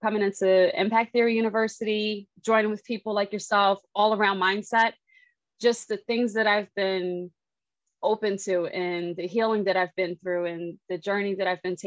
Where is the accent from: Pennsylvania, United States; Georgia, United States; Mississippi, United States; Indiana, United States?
Pennsylvania, United States; Philadelphia; I'm a girl from Philly. Mm-hmm. I'm the youngest. I have two older brothers, so I have a pretty ratchet, rough side of me. Mm-hmm. Grew up playing basketball